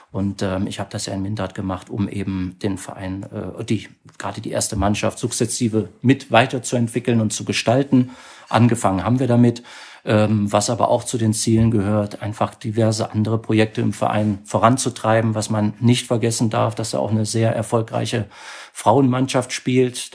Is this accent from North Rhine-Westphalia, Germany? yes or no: yes; Mönchengladbach, North Rhine-Westphalia, Germany; geboren in Mönchengladbach, auch dort aufgewachsen